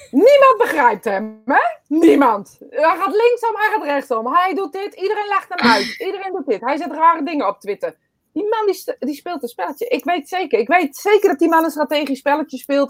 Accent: Netherlands; wij dus als Nederlanders

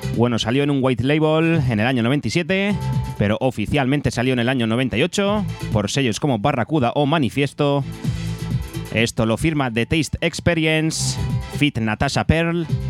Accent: Abanilla, Region of Murcia, Spain; de avanilla, de mi pueblo

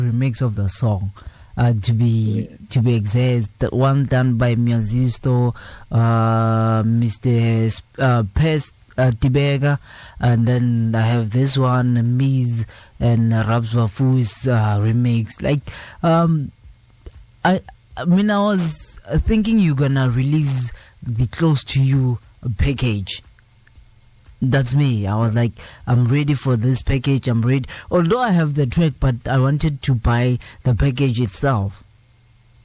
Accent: Mpumalanga, South Africa; I'm from Mpumalanga

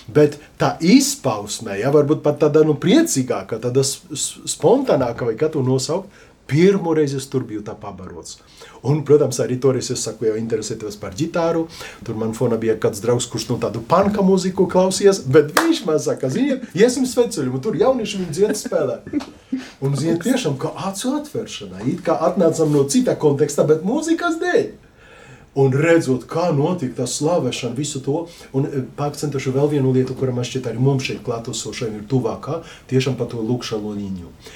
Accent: Lublin, Lublin Voivodeship, Poland; now in Latvia; Ljublinā, jā, Polijā, no kurienes es esmu

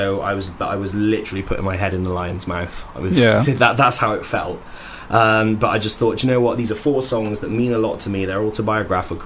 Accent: United Kingdom; I'm British and I make country music

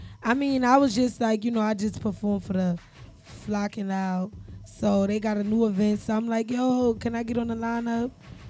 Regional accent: New York City, New York, United States; I'm from Harlem, so I don't know nothing about Brooklyn.

